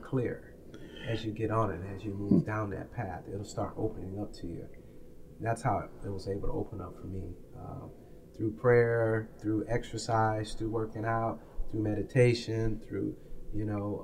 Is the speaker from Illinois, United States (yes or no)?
yes; Peoria, Illinois, United States; now in Los Angeles, United States; I was a, a youth uh, growing up in Taft Homes